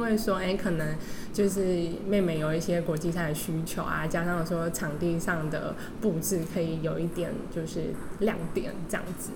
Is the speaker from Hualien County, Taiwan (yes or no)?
yes; Hualien, Hualien County, Taiwan; 我小时候在，我是花莲人啦